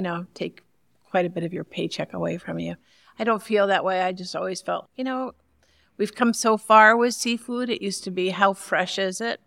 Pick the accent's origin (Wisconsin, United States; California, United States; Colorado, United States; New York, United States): New York, United States; Long Island; now in Grand Rapids, United States; I grew up in Long Island in West Sable